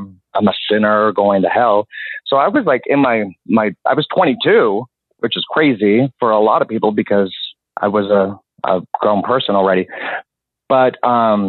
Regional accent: Utah, United States; moved away; also born or lived in South Florida / Orlando / South Carolina / Los Angeles; I was born and raised in Utah and born and raised Mormon

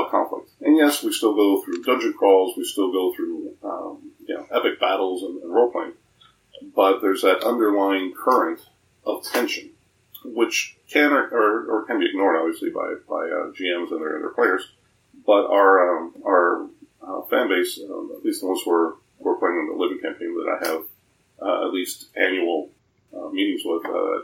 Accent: Miami, Florida, United States; we're from Miami, Florida

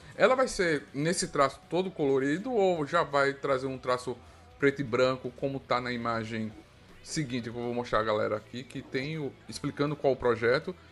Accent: Alagoas, Brazil; also born or lived in Paraíba; Eu sou nordestino, sou de Alagoas, nasci na Paraíba, mas moro em Alagoas

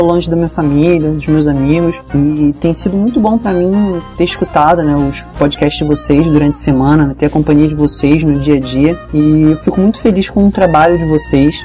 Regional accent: Nova Iguaçu, Rio de Janeiro, Brazil; moved away as an adult; now in Niterói, Brazil; eu tô morando aqui em Niterói por causa da faculdade, né? mas eu sou de Nova Iguaçu

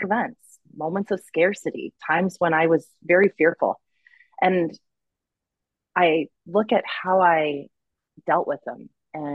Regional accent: Oklahoma, United States; we settled back into my hometown, Oklahoma

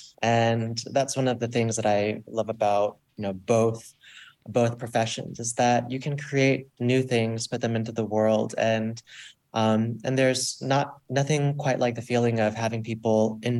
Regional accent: Florida, United States; I grew up in Florida

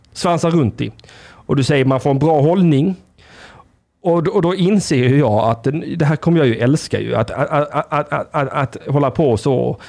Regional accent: Blekinge, Sweden; moved away; Blekinge, där vi kommer ifrån, där, där vi hör hemma

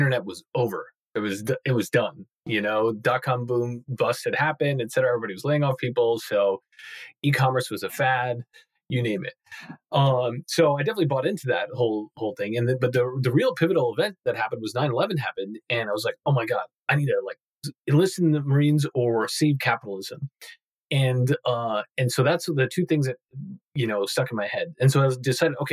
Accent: Long Island, New York, United States; born or raised there

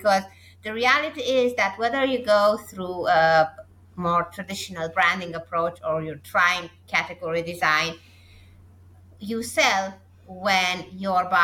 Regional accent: Romania; my home country of Romania

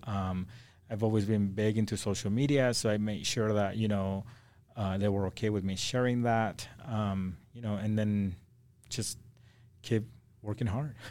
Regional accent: Acapulco, Guerrero, Mexico; also born or lived in Idaho; now in Salt Lake City, United States; I'm from Acapulco, Mexico

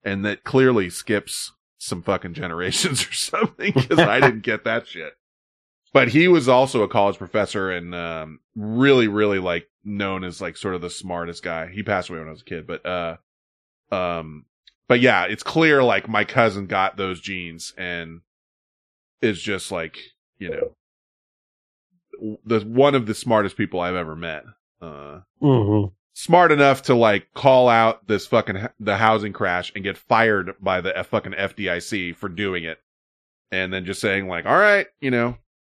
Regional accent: California, United States; I'm from California

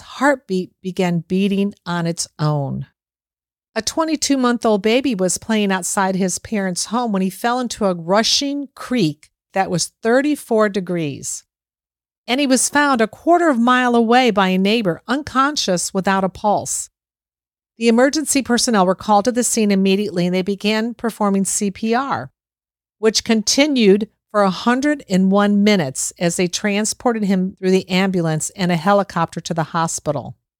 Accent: Boca Raton, Florida, United States; my hometown here, Boca Raton, Florida

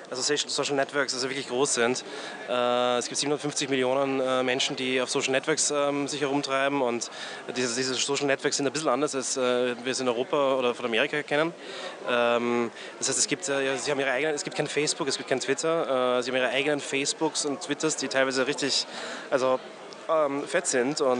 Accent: Graz, Styria, Austria; also born or lived in Vienna; now in China; Ich komme aus Graz eigentlich, äh, wohne äh, äh, war zehn Jahre in Wien äh, und äh, bin nach China gezogen vor ja, so sieben Jahren

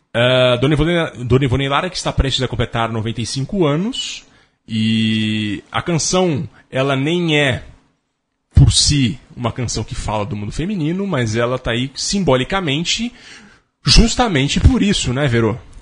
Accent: Jundiaí, São Paulo, Brazil; Jundiaí é onde eu nasci

